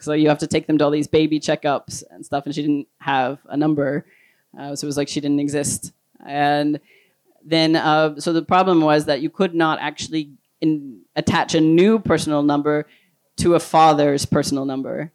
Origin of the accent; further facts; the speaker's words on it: United States; moved away as an adult; also born or lived in Denmark / Sweden; I was an American citizen at the time